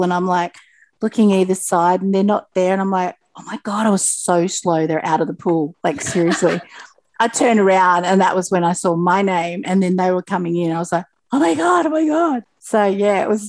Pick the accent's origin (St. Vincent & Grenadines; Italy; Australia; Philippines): Australia; Sydney, New South Wales; now in Tweed Heads, Australia; growing up in the Sutherland Shire